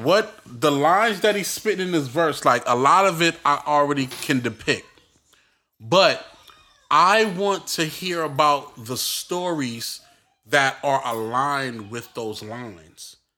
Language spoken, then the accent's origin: English; New York City, New York, United States; I'm from Brooklyn